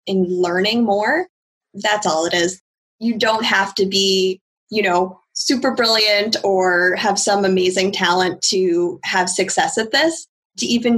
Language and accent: English; Worcester, Massachusetts, United States; I'm actually from Worcester